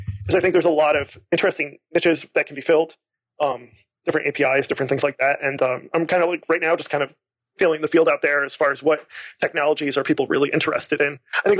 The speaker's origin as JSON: {"language": "English", "town": "Lansing", "region": "Michigan", "country": "United States", "said": "I just started a meetup called Lansing Marketing Hackers, which is where I'm from. I'm from Lansing here"}